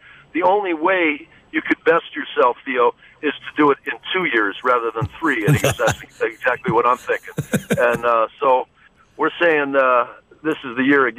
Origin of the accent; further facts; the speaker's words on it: Wilmette, Illinois, United States; moved away; I do a golf tournament in Wilmette, my hometown